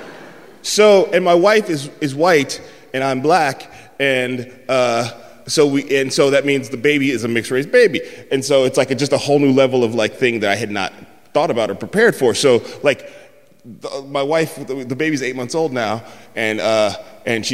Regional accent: San Francisco, California, United States; also born or lived in the South; I'm from San Francisco

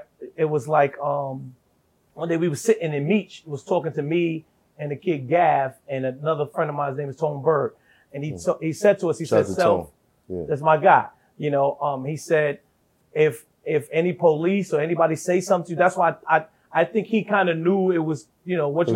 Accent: New York, United States; I'm a young kid from New York

